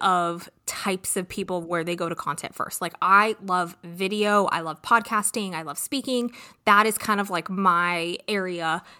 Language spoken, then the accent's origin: English; California, United States; I am from California